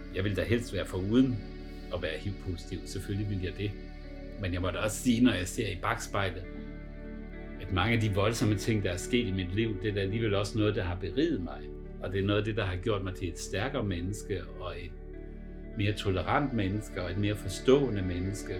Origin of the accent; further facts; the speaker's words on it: Southern Jutland, Southern Denmark, Denmark; moved away as an adult; also born or lived in Copenhagen / Frankfurt; jeg er opvokset med tyskerne i Sønderjylland